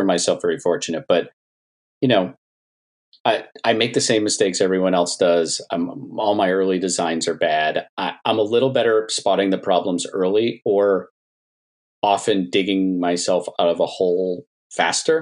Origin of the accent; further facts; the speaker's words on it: New England, United States; because I'm from New England.